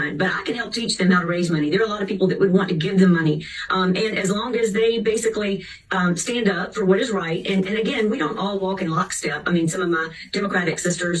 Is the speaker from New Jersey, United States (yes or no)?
no; Charleston, South Carolina, United States; I'm from Charleston